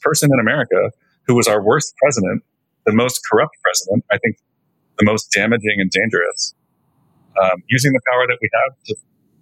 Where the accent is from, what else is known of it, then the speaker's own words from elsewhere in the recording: New Jersey, United States; moved away; also born or lived in Illinois; I'm from New Jersey.